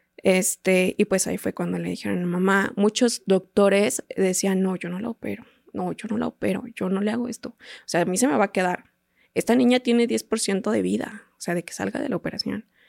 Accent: Teoloyucan, State of Mexico, Mexico; yo soy de Teoloyucan, del Estado de México

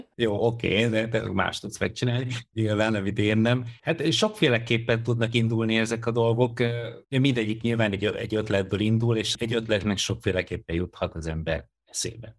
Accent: Hungary; born or raised there

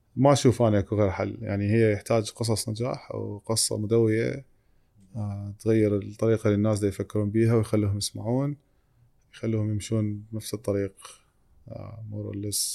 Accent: Iraq; اني فاوندر عراقي

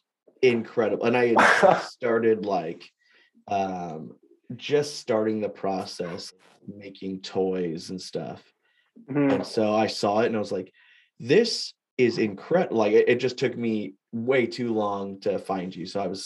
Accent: Fresno, California, United States; moved away; I'm from Fresno

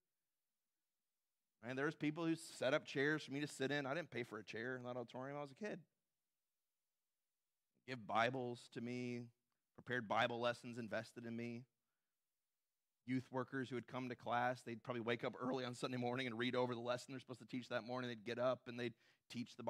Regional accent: Southern California, United States; moved away as an adult; where I grew up in Southern California

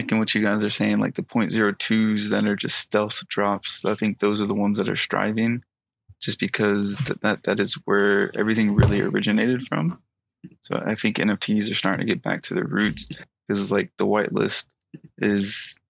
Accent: Atlanta, Georgia, United States; From Atlanta. So I'm from the East Coast. I just moved out here

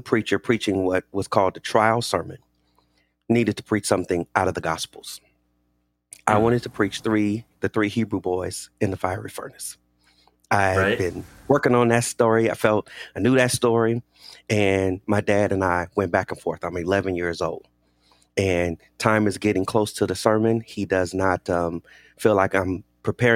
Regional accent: Inglewood, California, United States; I grew up in a pastor's home here in Los Angeles. I grew up in Inglewood, California

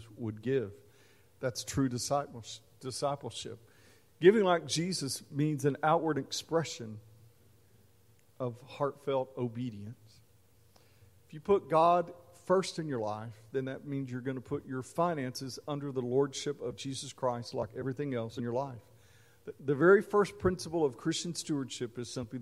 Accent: Mesquite, Texas, United States; as a kid growing up in Mesquite, Texas, near Dallas

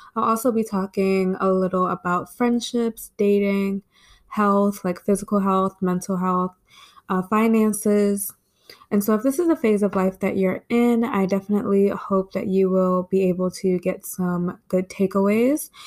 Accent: Maryland, United States; I actually just stayed home in my hometown, town in Maryland, and I like it

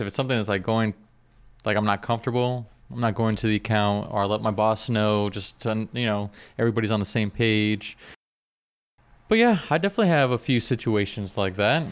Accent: South Florida, United States; I'm from South Florida

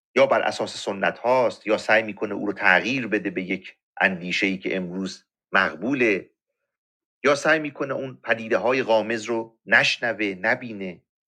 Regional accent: Iran; ما ایرانی هستیم

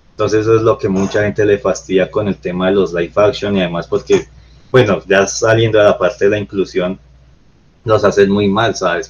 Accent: Colombia; todos somos aquí colombianos

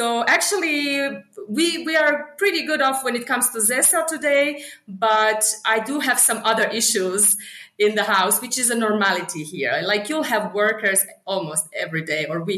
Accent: Kakanj, Federation of Bosnia and Herzegovina, Bosnia & Herzegovina; English is a second language; moved away as an adult; also born or lived in Germany / Sarajevo, Bosnia and Herzegovina; now in Harare, Zimbabwe; I grew up in Kakanj, which is a small town, half an hour from the capital

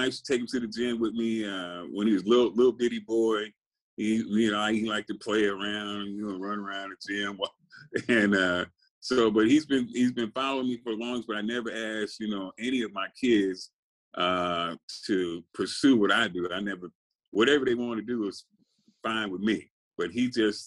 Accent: Compton, California, United States; also born or lived in Little Rock, Arkansas; I grew up in Compton. I was born in Arkansas, though. I was born in Little Rock, Arkansas, but we moved to Compton, you know, when I was about 2 years old

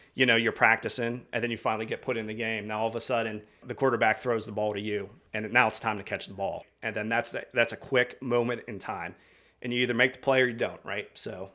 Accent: outside Pittsburgh, Pennsylvania, United States; I, uh, grew up in the, I'm gonna sit, call it the sticks, about thirty minutes outside of, uh, Northeast Pittsburgh

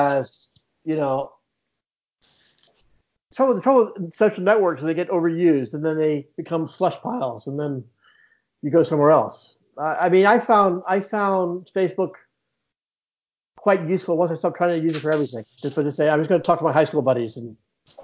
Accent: Edinburgh, Scotland, United Kingdom; accent: American; moved away as an adult; also born or lived in Houston, Texas / London; I grew up in Edinburgh mostly.

